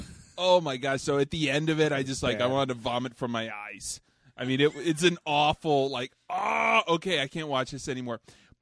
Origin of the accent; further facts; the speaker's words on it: Arkansas, United States; We're from Arkansas.